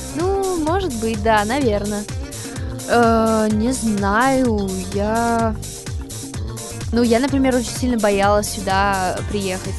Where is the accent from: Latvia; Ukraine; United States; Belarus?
United States; first language English; Russian is a second language; moved away as an adult; now in Russia; хотя английский это мой родной язык, я так привыкла говорить и, думать по-русски